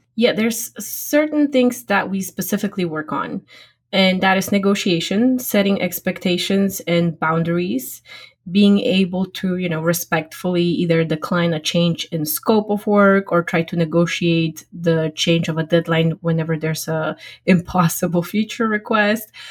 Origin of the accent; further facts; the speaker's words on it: Poland; English is a second language; moved away as an adult; now in United States; I originally grew up and got educated back in Poland, my home country